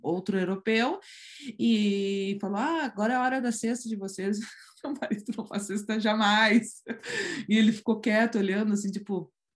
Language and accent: Portuguese; Brazil; now in Spain; Nunca tive ah, grandes problemas de ser brasileira na Espanha